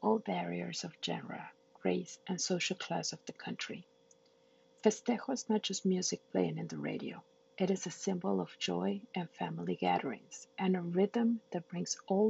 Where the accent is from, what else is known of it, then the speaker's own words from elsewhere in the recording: Peru; moved away; Growing up in Peru